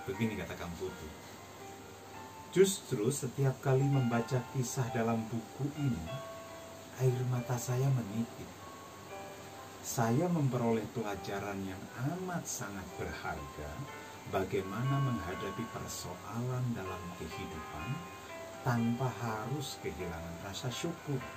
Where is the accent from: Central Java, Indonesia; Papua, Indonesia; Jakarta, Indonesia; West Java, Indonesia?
Central Java, Indonesia; Pati; wali Allah yang makbarohnya hanya sekelemparan batu dari kampung saya di Pati.